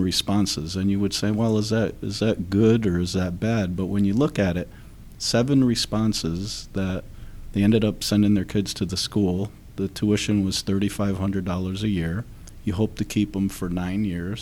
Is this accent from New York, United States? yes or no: no; Derby, Connecticut, United States; a small Catholic school in my hometown of Derby